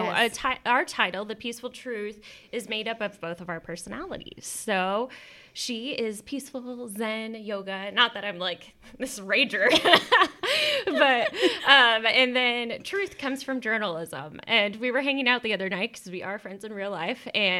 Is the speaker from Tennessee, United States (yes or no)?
no; Texas, United States; We're both from Texas.